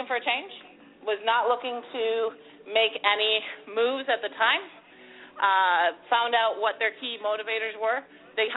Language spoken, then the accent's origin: English; Minnesota, United States; now in Tampa, United States; I was born and raised in Minnesota.